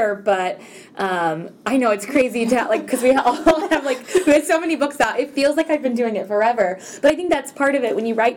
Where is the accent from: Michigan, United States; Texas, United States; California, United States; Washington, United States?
Texas, United States; I grew up in Texas